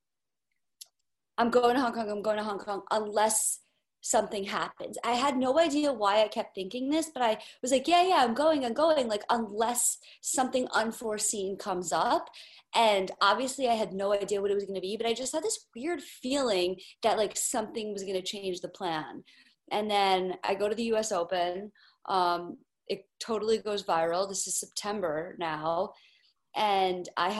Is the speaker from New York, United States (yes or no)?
yes; New York City, New York, United States; So I'm born and raised in Manhattan, New York City, which is why I'm a New York sports fan